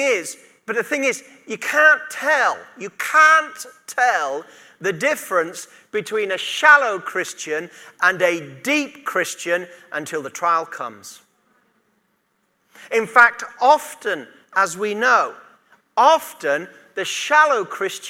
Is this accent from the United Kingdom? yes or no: yes; United Kingdom; being British